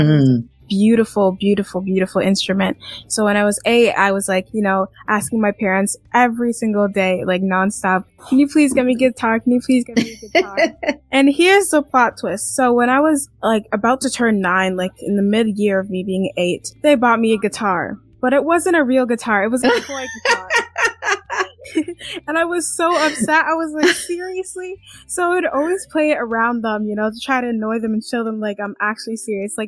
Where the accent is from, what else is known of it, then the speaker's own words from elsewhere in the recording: Canada; also born or lived in London, England; I was born in England, London, England, but I am from Canada. I moved to Canada when I was